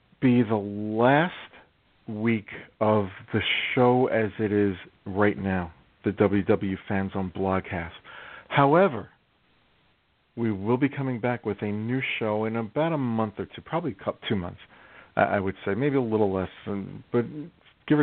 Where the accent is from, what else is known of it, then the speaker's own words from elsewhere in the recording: New York City, New York, United States; moved away as an adult; I grew up in New York City